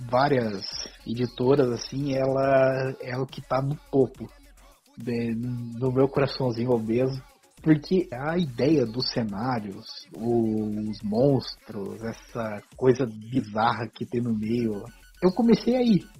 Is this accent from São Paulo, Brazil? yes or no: no; Curitiba, Paraná, Brazil; vindo do interior. Apesar que eu nasci em Curitiba